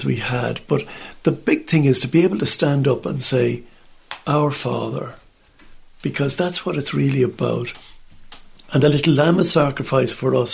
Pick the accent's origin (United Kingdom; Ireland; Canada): Ireland; in Ireland, we just sit there on the benches, we kneel